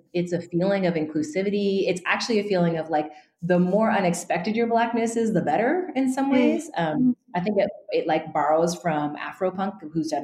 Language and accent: English; Northern California, United States; also born or lived in Santa Barbara, California; I grew up in Northern California among a pretty white community.